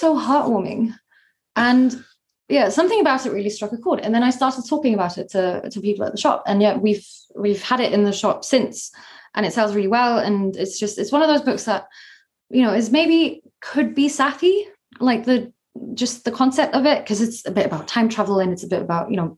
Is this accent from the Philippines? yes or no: no; Luxembourg; moved away as an adult; also born or lived in Germany; now in Edinburgh, United Kingdom; I grew up in Luxembourg